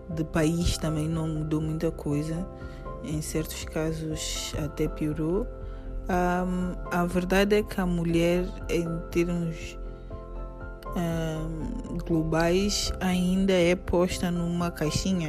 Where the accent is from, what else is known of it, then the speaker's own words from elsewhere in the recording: São Tomé & Príncipe; tenho 36 anos e sou de São Tomé e Príncipe